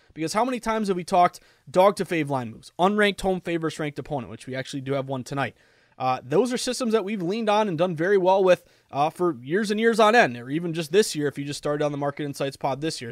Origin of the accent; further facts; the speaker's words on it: Massachusetts, United States; also born or lived in Vermont; Massachusetts, my home state where I was born and raised, went off to college at U V M, came back to Boston when I was twenty